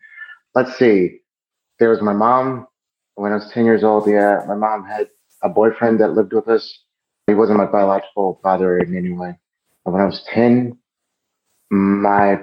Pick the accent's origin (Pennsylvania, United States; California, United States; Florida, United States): Pennsylvania, United States; Philadelphia; also born or lived in New Jersey; Germantown, Philly, Washington Lane and Green. Actually, a small street called Burbridge Street. And born and raised there